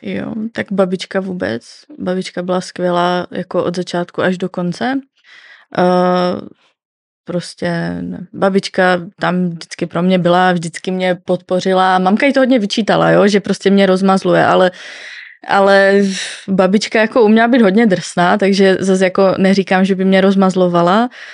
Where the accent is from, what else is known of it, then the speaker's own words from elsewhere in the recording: Northern Moravia, Czechia; já pocházím ze Severní Moravy